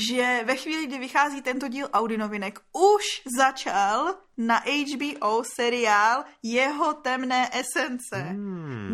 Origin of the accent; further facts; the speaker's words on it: Litvínov, Ústí nad Labem Region, Czechia; Tady, tady u nás v Litvínově